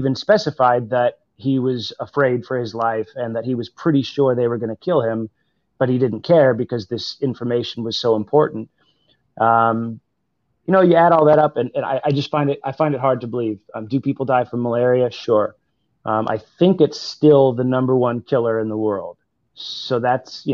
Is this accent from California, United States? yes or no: yes; Los Angeles, California, United States; I grew up in Hollywood.